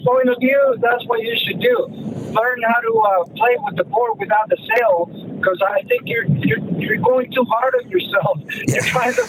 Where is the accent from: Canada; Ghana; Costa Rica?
Costa Rica; now in New Jersey, United States; I'm a surfer from Costa Rica.